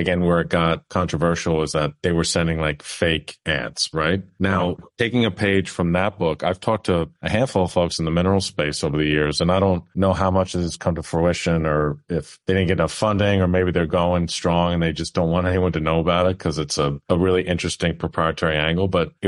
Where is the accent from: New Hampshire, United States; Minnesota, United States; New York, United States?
New York, United States; Now, I'm from New York originally.